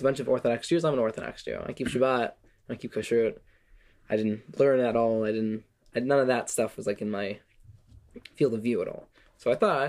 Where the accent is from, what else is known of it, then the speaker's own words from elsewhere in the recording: Las Vegas, Nevada, United States; moved away as an adult; also born or lived in Jerusalem, Israel; now in Israel; But I was born here. And then when I was about 3 years old, my parents had difficulty financially, and they decided to make Yerida. And we moved to Las Vegas